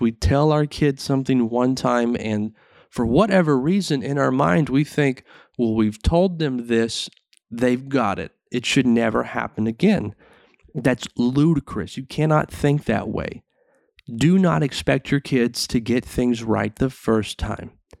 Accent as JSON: {"language": "English", "region": "the South", "country": "United States", "tie": "born or raised there", "said": "growing up in the South, it was a small town"}